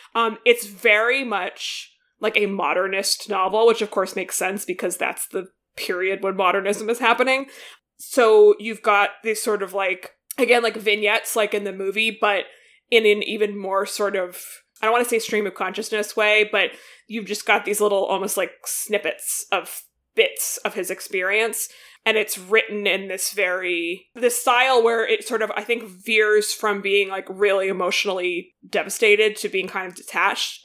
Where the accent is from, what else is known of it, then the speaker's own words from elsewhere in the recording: United States; as an American